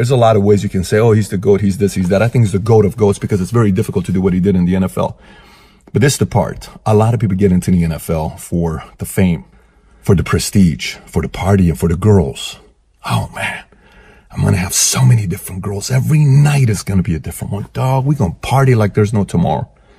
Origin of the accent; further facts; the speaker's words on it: Iran; now in United States; I was a diehard Buffalo Bills fan when I came here from Iran.